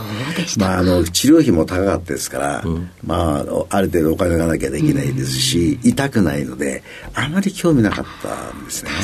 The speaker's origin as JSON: {"language": "Japanese", "region": "Tokyo", "country": "Japan", "said": "品川区の旗の台"}